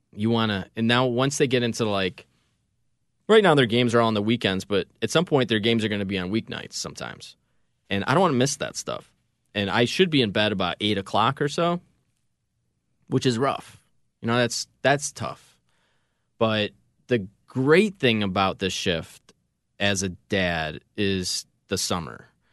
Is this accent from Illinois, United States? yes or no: yes; Schaumburg, Illinois, United States; I grew up in Schaumburg